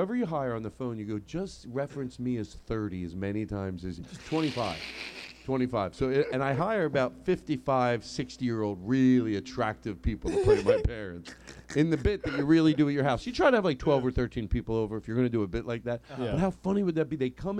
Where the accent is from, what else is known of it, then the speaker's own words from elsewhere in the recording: Philadelphia, Pennsylvania, United States; Anyway, so I grew up in Philadelphia.